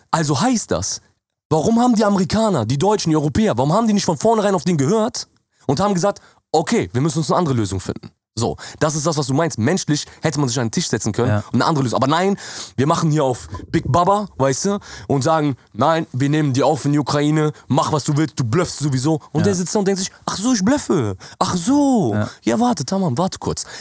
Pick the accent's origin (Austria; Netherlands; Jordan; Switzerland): Jordan; now in Germany; bei uns in Jordanien